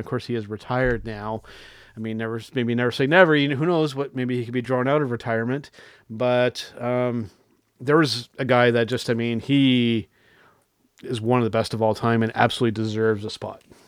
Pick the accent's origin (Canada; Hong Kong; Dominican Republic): Canada; I'm a Canadian wrestling fan